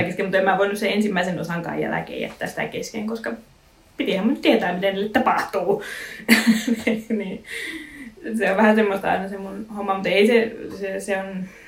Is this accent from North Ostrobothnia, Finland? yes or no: yes; Raahe, North Ostrobothnia, Finland; moved away; olen nuoruuteni asunut Raahessa